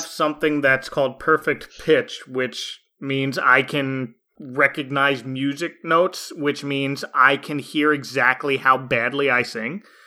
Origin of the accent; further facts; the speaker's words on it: New Jersey, United States; where I grew up in South Jersey